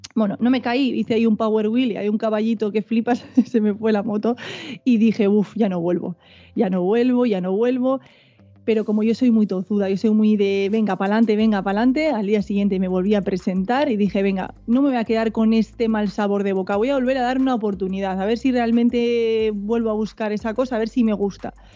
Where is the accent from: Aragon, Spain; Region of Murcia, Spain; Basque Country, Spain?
Basque Country, Spain; Biscay; Siempre he sido del País Vasco. Lo que pasa es que tengo. Mi madre es gallega, mi padre sí nació aquí, entonces, pues tengo esos genes ahí gallegos también por el cuerpo, pero sí, yo soy, soy vasca, soy vizcaína